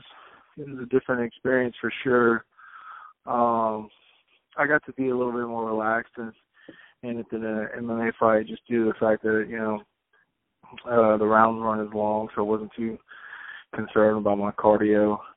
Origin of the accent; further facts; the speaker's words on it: Biloxi, Mississippi, United States; I'm from Biloxi